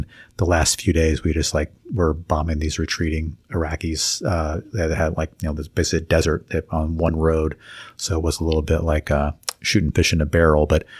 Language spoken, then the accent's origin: English; Kittery, Maine, United States; born there; also born or lived in Virginia / Pennsylvania / Atlanta, Georgia / New York City; But so I was born in Kittery, Maine. He was based in New Hampshire. And so he got out, like I said, when I was two. So we did move around a little bit. So lived in Virginia and Pennsylvania. And then Atlanta, Georgia is where I went to, elementary school.